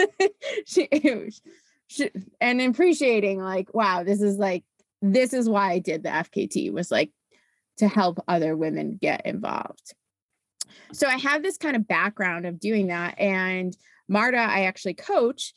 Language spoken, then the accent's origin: English; East Coast, United States; I'm originally from the East Coast.